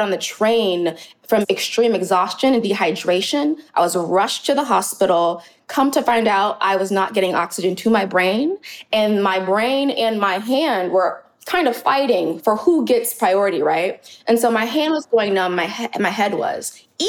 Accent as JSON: {"language": "English", "region": "the South", "country": "United States", "also_born_or_lived": "New York", "moved": "as an adult", "said": "I'm from the South"}